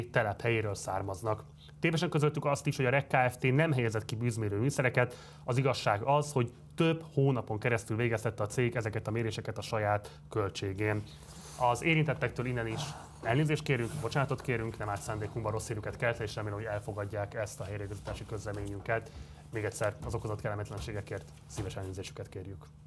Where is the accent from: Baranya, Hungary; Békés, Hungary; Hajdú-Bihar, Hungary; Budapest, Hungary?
Budapest, Hungary; én a hetedik kerületben nőttem föl, én a városigetben nőttem föl